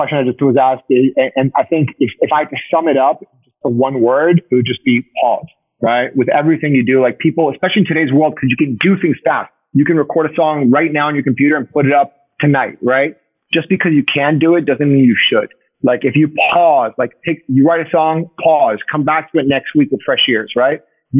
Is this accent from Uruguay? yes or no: yes; Uruguay; I think like a moment for me was like being in Buenos Aires, because I'm from Uruguay.